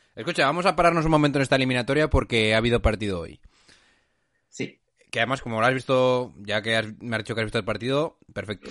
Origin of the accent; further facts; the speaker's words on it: La Rioja, Spain; de pura cepa, como decimos en La Rioja